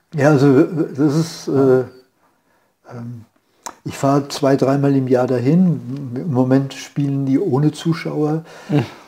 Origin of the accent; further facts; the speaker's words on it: Bad Nauheim, Hesse, Germany; moved away; in der Nähe von Frankfurt, Bad Nauheim.